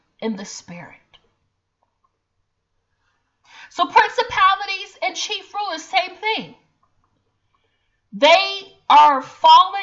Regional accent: Chicago, Illinois, United States; I'm from Chicago

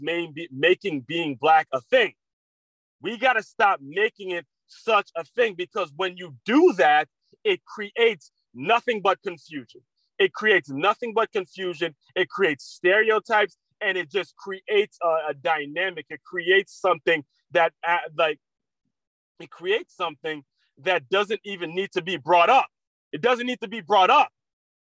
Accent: United States; As people who have grown up in America

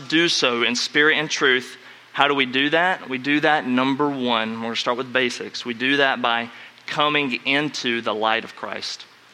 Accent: North Carolina, United States; growing up in North Carolina

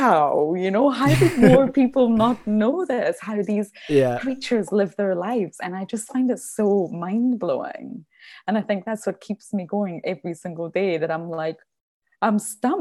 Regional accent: Edinburgh, Scotland, United Kingdom; I'm from Edinburgh, but I mean 20 minutes from my house is the beach

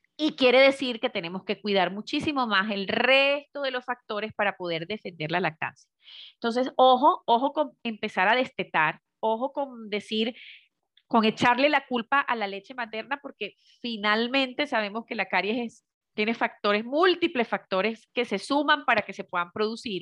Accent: Venezuela; moved away as an adult; now in Medellín, Colombia; yo soy venezolana de nacimiento, pero hace ya cuatro años eh, eh, emigré hacia, hacia Colombia y estoy justamente en la ciudad de Medellín

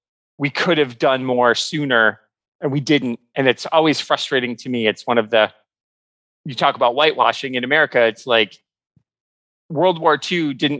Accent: United States; as an American

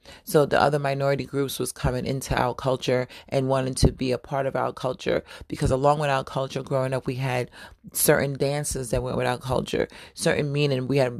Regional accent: New York, United States; You know, growing up in New York was definitely a fashionable culture.

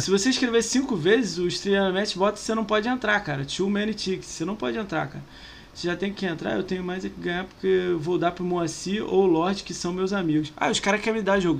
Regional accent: Niterói, Rio de Janeiro, Brazil; eu sou de Niterói

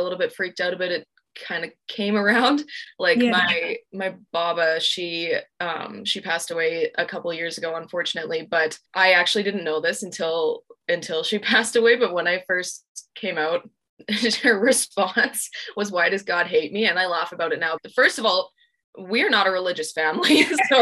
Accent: Alberta, Canada; growing up in Alberta

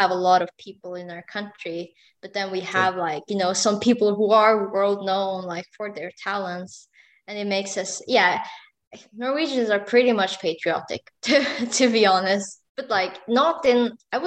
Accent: Sweden

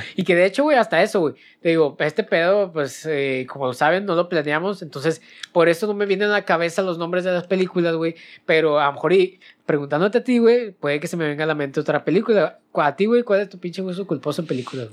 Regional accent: Monterrey, Nuevo León, Mexico; nosotros somos de Monterrey

